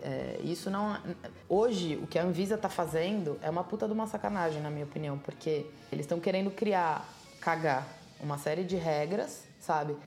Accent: Santos, São Paulo, Brazil; Eu sou de Santos

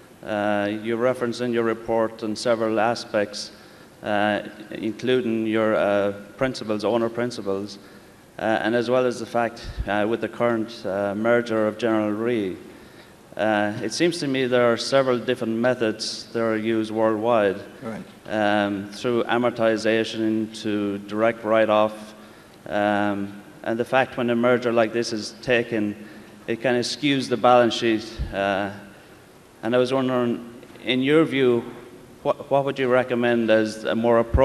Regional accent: County Kerry, Munster, Ireland; I come from County Kerry in Ireland

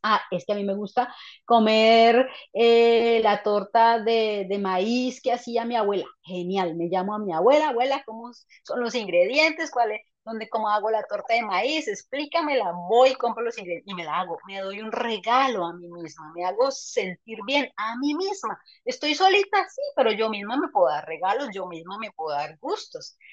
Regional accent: Colombia; moved away as an adult; no estar en mi país

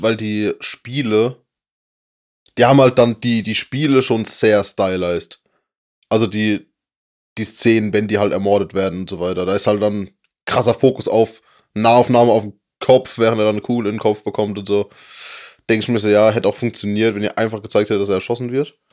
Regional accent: Germany; wir sind Deutsche

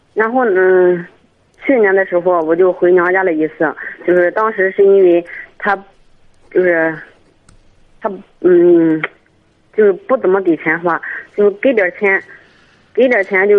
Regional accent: Jiyang, Shandong, China; also born or lived in Qihe; 我家是济阳的，我婆婆家是契合的

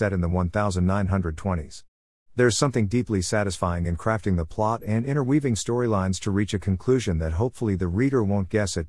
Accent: United Kingdom; now in United States; I'm a British author living in NW, Ohio with my wife, fellow author Cynthia Matthews.

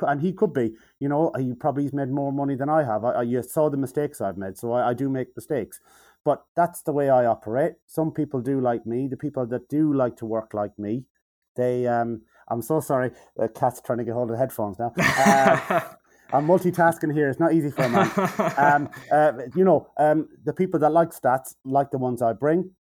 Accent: Mayo, Connacht, Ireland; accent: nasally Mayo; my nasally Mayo voice

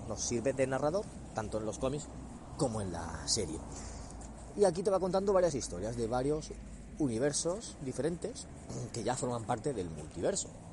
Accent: Spain; aquí en nuestro país

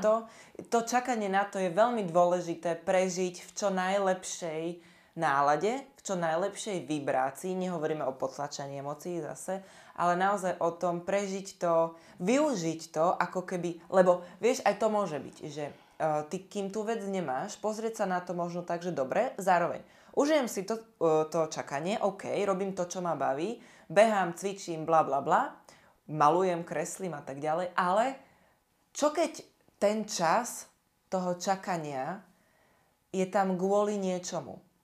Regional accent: Nová Dedinka, Bratislava Region, Slovakia; ja som z Novej dedinky

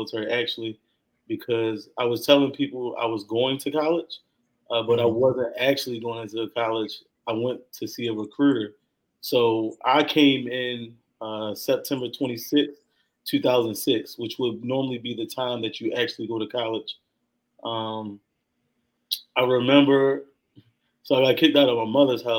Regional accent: Baltimore, Maryland, United States; moved away as an adult; also born or lived in Turkey / Minot / Bolling; I'm originally from Baltimore. You know, I went to a pretty good high school

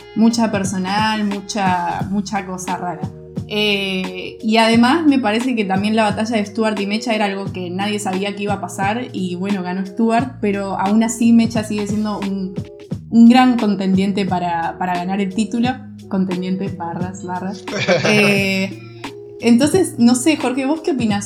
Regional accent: Costa Rica; yo siendo costarricense, aficionado al freestyle

